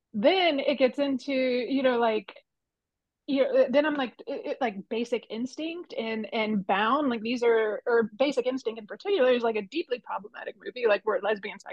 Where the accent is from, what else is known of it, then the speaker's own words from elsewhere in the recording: the South, United States; I grew up in the South, not really a small town